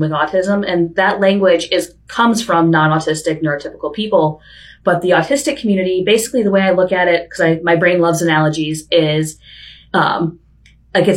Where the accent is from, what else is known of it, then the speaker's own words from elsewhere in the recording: Chicago, Illinois, United States; also born or lived in Vermont / San Diego; now in Bellingham, United States; Growing up in Chicago as a kid, for me, I was a big outdoorsy person